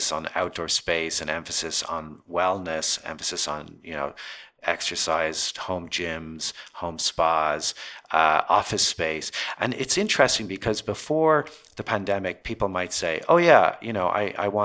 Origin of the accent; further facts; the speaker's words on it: Ireland; moved away as an adult; now in Los Angeles, United States; I grew up in Ireland and pretty modest background.